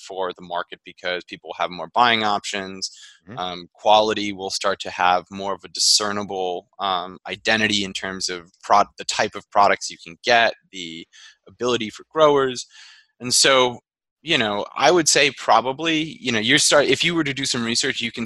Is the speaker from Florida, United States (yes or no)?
no; the Berkshires, Massachusetts, United States; I'm from the Berkshires